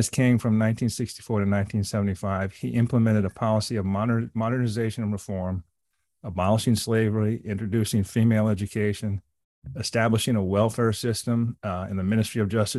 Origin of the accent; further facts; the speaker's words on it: United States; I feel this as an American, I'm not Saudi